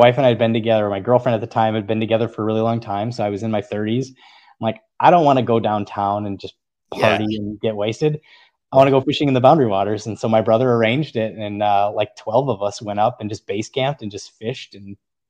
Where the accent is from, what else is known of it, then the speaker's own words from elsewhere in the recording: North Carolina, United States; So I'm originally from North Carolina. I was a military brat, and my sister actually lives in the Charlotte area on Lake Norman.